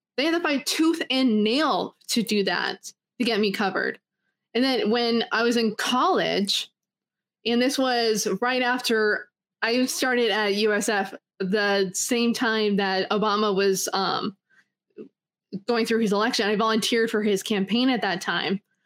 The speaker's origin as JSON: {"language": "English", "country": "Canada", "tie": "born or raised there", "said": "I was born in Canada"}